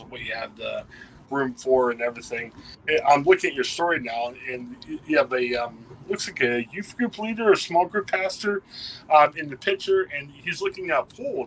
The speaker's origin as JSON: {"language": "English", "region": "Ohio", "country": "United States", "tie": "born or raised there", "said": "attend my hometown church"}